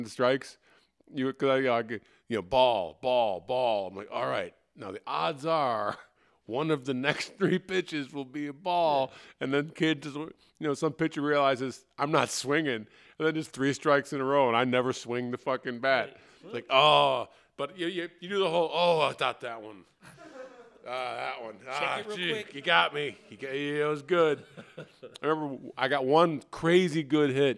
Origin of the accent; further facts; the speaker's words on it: Chicago, Illinois, United States; I'm from Chicago. And I grew up, I was a Cubs fan rather than a Sox fan just by virtue of where I grew up